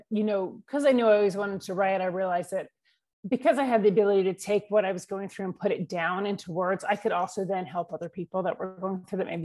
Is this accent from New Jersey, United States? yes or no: no; New York, United States; I live in the mountains of North Georgia. I'm originally from New York, but grew up all over the country.